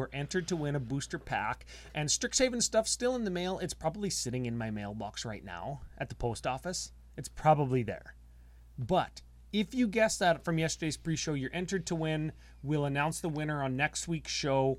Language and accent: English; Canada; We're from Canada